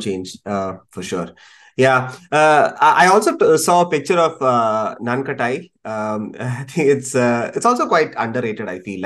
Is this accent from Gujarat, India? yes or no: no; Thiruvananthapuram, Kerala, India; moved away; I grew up in Trivandrum for a bit